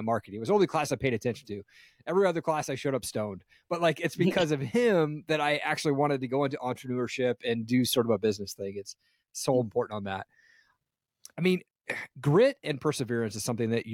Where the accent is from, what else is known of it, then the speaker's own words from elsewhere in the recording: Tri-Cities, Washington, United States; moved away as an adult; also born or lived in Seattle, Washington; now in Idaho, United States; I grew up in Tri-Cities, Washington out there.